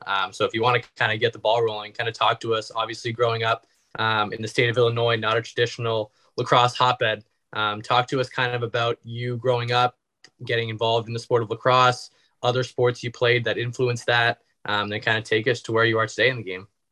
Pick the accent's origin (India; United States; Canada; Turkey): Canada; being Canadian